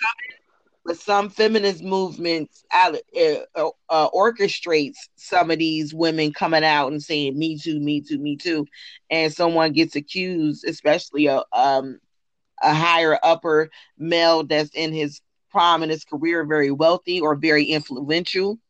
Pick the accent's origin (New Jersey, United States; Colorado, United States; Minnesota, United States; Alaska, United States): New Jersey, United States; I'm from Jersey and we had a bike fest every year